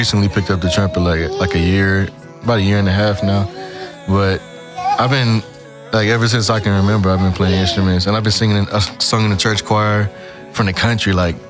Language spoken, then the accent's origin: English; College Station, Texas, United States; now in Houston, United States; Originally, I'm from College Station, Texas, but I've been in Houston more than I've been in College Station thus far, so... I'm Houstonian, but I'm still from College Station.